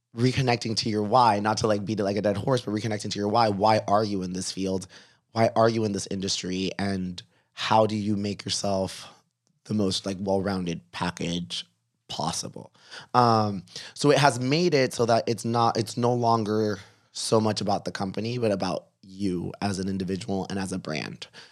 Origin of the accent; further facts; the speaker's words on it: Miami, Florida, United States; I was from Miami and I had been a writer in Miami